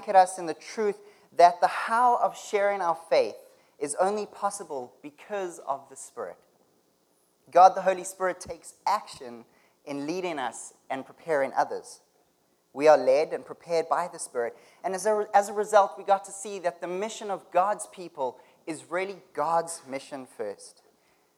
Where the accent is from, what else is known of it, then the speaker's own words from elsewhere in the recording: South Africa; moved away as an adult; now in Canada; I'm from South Africa, and I've been living in Canada for the past 4 years